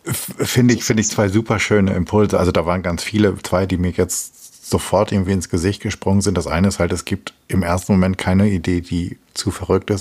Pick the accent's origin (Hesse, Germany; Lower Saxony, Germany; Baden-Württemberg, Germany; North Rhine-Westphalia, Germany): Lower Saxony, Germany; Hamelin; ich komme aus der Rattenfängerstadt